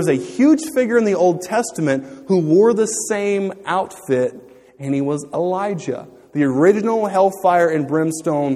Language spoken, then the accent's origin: English; Louisiana, United States; growing up in Louisiana, I had been taught about this.